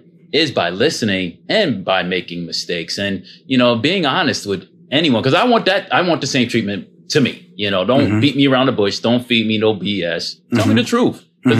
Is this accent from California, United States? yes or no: no; New Jersey, United States; born there; I was born in New Jersey, so I'm very frank with people.